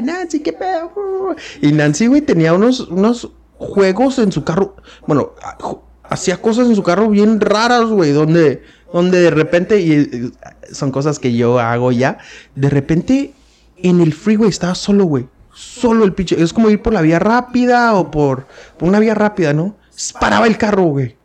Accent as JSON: {"language": "Spanish", "country": "Mexico", "said": "como buen hijo mexicano"}